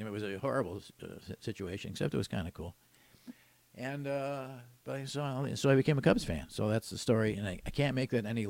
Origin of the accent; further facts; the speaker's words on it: Milwaukee, Wisconsin, United States; I grew up in Milwaukee.